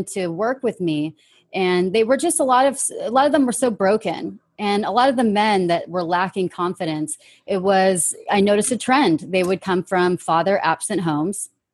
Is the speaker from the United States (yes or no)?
yes; California, United States; born and raised in California, United States of America